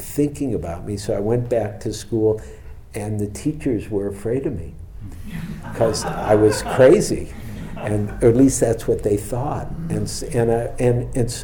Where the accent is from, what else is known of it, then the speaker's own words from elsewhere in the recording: Detroit, Michigan, United States; now in San Francisco, United States; growing up in Detroit